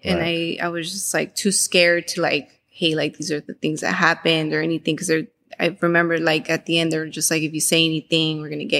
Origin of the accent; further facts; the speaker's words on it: Panorama City, California, United States; In the Valley. Panorama.